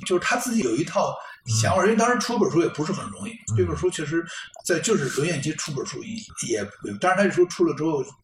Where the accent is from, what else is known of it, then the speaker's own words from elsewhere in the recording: Beijing, China; 咱们都是老北京人